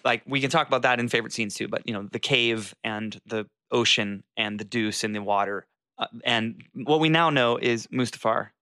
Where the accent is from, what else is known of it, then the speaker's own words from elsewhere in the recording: Jacksonville, Florida, United States; moved away; I was in Jacksonville, Florida, where I was born and raised at my parents for the holidays.